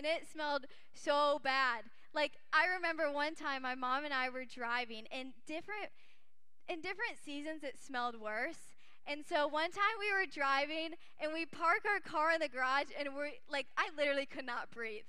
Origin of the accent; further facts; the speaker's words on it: Kalamazoo, Michigan, United States; moved away as an adult; also born or lived in Arizona; I grew up in Michigan for most of my life until I moved to college in Arizona